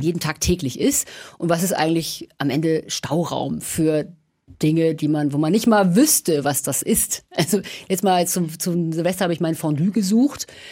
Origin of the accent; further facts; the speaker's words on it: Kiel, Schleswig-Holstein, Germany; also born or lived in Berlin; now in Nuremberg, Germany; Ich bin in Kiel geboren